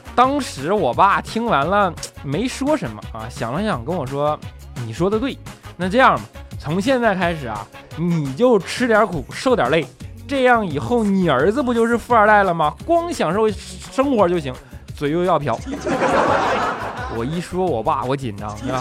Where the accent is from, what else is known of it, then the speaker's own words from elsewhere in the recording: Northeast China, China; 东北人啊，性格都要相对火爆一些